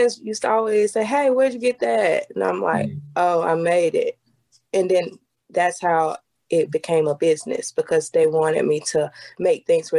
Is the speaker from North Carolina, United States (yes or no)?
no; Venice, South Carolina, United States; I'm from Venice, South Carolina, town about this big